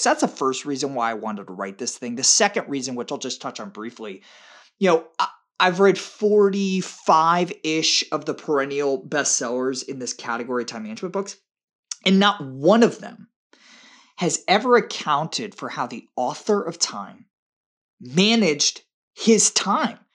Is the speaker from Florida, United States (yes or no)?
yes; Tampa, Florida, United States; my hometown of Tampa